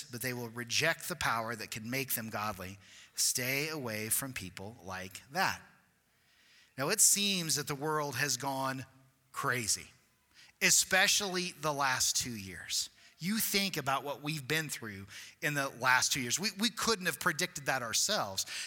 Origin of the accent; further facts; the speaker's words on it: Cortez, United States; growing up in a small town, I grew up in Cortez and in a small church